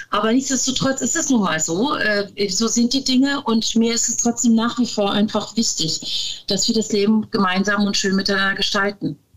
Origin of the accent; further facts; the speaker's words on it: Turkey; dass ich ja dann auch als Türkin muslimischen Hintergrund habe